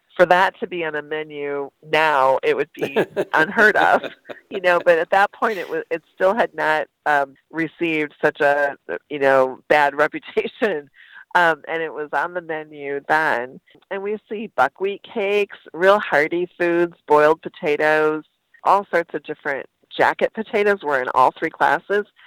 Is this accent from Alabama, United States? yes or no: no; Wausau, Wisconsin, United States; also born or lived in Merrill, Wisconsin; I lived in the town for a few years and then actually grew up in Wausau